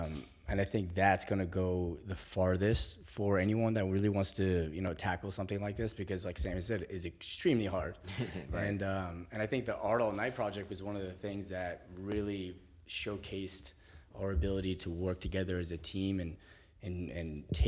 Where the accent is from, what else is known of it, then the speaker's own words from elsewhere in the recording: Algeria; I'm from Algeria, so is my our CTO Mizi is from Algeria, first generation.